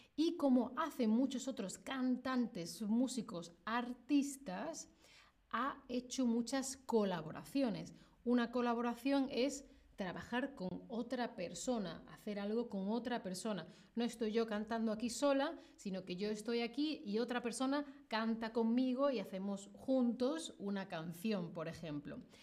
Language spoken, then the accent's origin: Spanish; Spain; yo soy de España